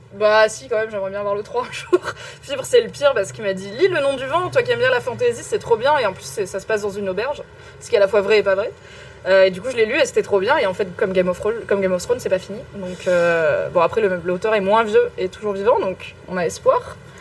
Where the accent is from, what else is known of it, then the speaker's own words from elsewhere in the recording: Morocco; je suis marocaine